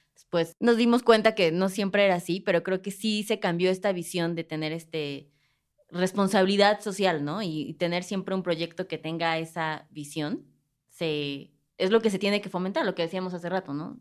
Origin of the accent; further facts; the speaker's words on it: Mexico; como mexicanos